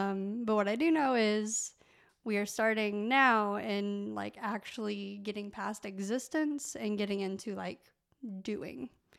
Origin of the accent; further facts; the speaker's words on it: Evansville, Indiana, United States; So I'm from Evansville, Indiana. I went to Evansville Christian School.